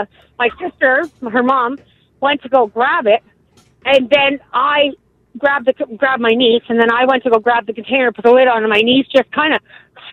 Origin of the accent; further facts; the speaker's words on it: Winnipeg, Manitoba, Canada; I'm from Winnipeg, born